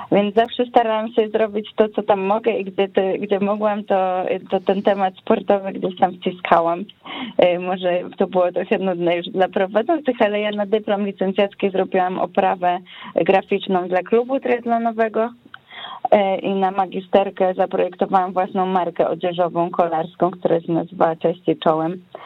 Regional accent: Wrocław, Lower Silesian Voivodeship, Poland; wróciłam do Wrocławia

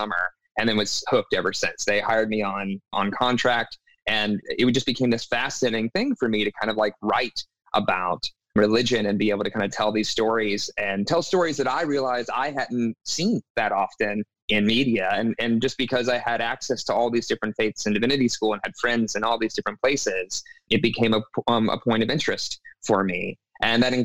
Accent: South Carolina, United States; I grew up in the Southeast. I'm from South Carolina. You know, spent most of my life there

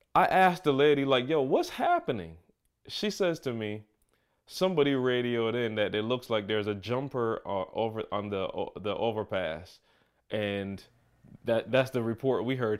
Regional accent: Barbados; now in Michigan, United States; the perspective that I have growing up in Barbados.

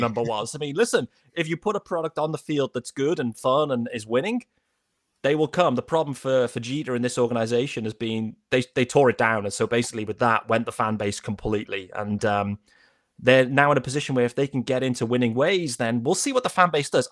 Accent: United Kingdom; we're British

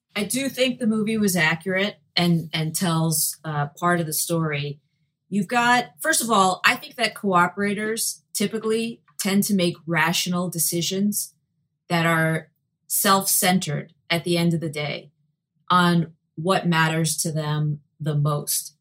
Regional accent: New York City, New York, United States; growing up in Brooklyn, uh, with many Italians as part of a Jewish family

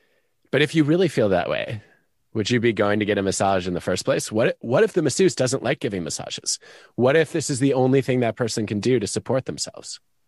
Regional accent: Michigan, United States; I grew up in Michigan. I used to have very high tolerance for cold.

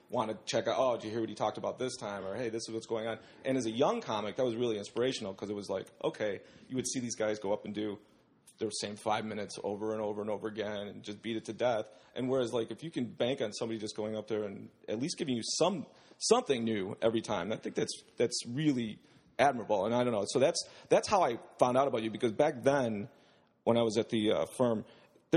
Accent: Bensenville, Illinois, United States; moved away; I grew up in Bensonville

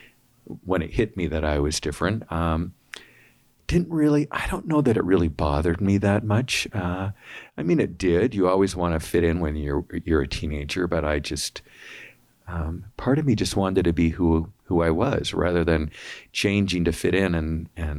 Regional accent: West Valley City, Utah, United States; also born or lived in Sugar House; now in Riverton, United States; I grew up in West Valley. I was the oldest

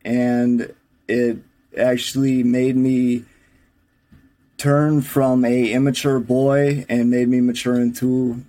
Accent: Milwaukee, Wisconsin, United States; I'm from Milwaukee, Wisconsin, if you can't tell from my accent.

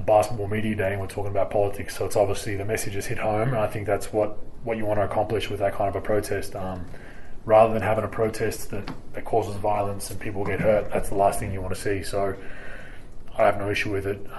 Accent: Australia; now in United States; growing up in Australia

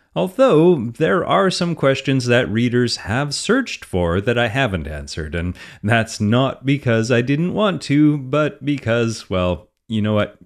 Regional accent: Canada; I'm Canadian

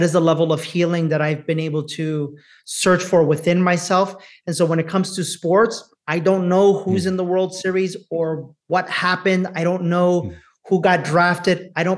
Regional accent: Bronx, New York, United States; to think poor me because I'm a Latino, to think poor me because I grew up in the Bronx, to think poor me because I'm a woman

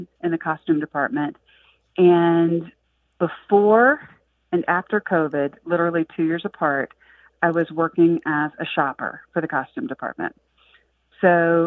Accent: the South, United States; moved away; I'm originally from the South

